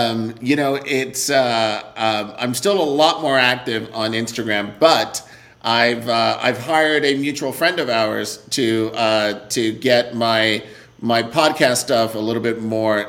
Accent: New York, United States; moved away as an adult; also born or lived in Los Angeles; now in Miami, United States; So I actually am born and raised in New York, but I have lived in L.A., but I prefer New York.

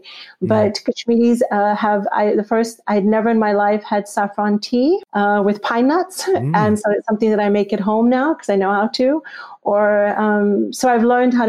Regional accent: Texas, United States; also born or lived in Pakistan / near Washington, D.C.; now in Washington, D.C., United States; I was raised in Texas

